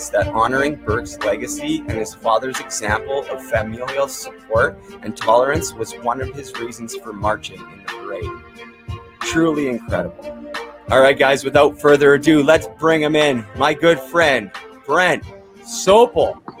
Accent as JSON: {"language": "English", "town": "Vancouver", "region": "British Columbia", "country": "Canada", "tie": "born or raised there", "also_born_or_lived": "Port Coquitlam / Muskoka", "moved": "yes", "lives_now": "Morrisburg, Canada", "said": "I grew up in Vancouver"}